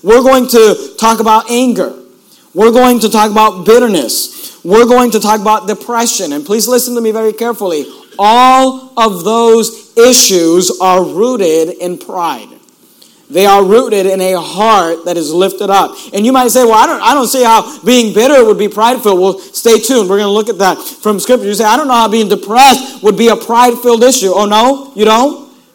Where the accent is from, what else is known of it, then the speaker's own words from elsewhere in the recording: Hayward, California, United States; also born or lived in Sacramento; I grew up in Hayward and uh, Oakland area